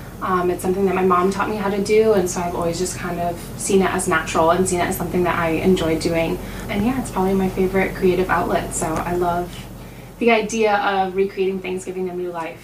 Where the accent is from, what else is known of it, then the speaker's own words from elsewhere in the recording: Connecticut, United States; moved away as an adult; now in New York, United States; I am from Connecticut. I moved to New York about a year ago, just over a year ago.